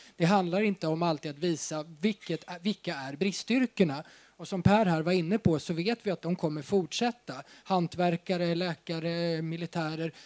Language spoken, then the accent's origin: Swedish; Uppsala, Uppsala County, Sweden; jag kommer själv från Uppsala